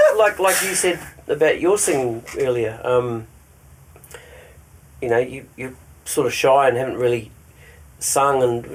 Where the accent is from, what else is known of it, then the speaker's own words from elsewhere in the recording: New Zealand; There's one song I wrote about my hometown in New Zealand, which was pretty cool